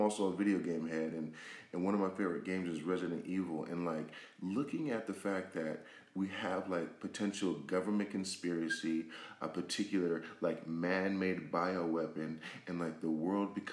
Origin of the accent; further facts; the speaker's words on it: Los Angeles, California, United States; also born or lived in Washington; I'm originally from Los Angeles, but that's where my second home was